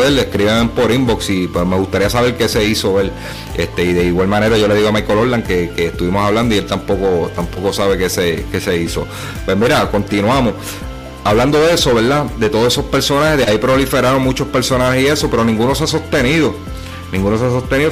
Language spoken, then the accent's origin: Spanish; Humacao, Puerto Rico; en mi pueblo, en mi pueblo natal, macau